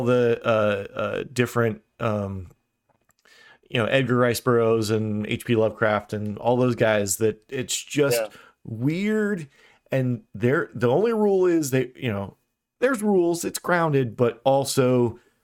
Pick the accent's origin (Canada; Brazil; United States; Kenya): Brazil; I'm from Brazil